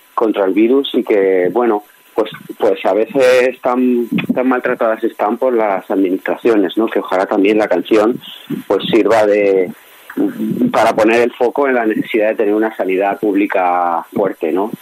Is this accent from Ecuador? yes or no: no; Alicante, Valencian Community, Spain; como alicantino